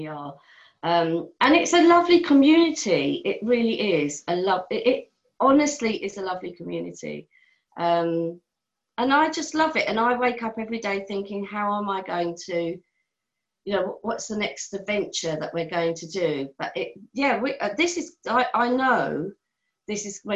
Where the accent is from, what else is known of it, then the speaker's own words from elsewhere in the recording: Charlestown, Connacht, Ireland; I come from Mayo